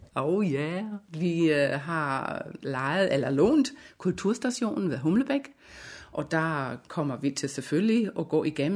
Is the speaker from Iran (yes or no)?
no; Germany; Danish is a second language; moved away as an adult; now in Denmark; Jeg har jo en lille accent, det kan jeg ikke øh, nægte, jeg har. Jeg er nemlig en øh, væskeægte tysker. Så jeg kom til, til Danmark i 1989